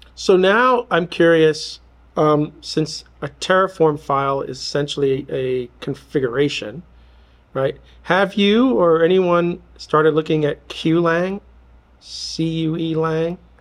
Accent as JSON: {"language": "English", "region": "New York", "country": "United States", "tie": "born or raised there", "said": "growing up in New York"}